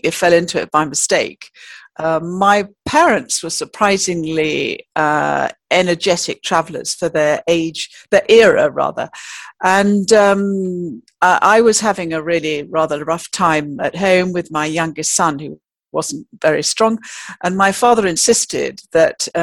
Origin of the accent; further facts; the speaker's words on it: Yorkshire and the Humber, United Kingdom; I come from Yorkshire